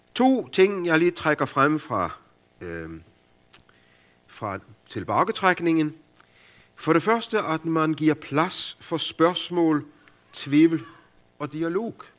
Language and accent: Danish; Denmark; hjemme i Danmark, hvor det bare regner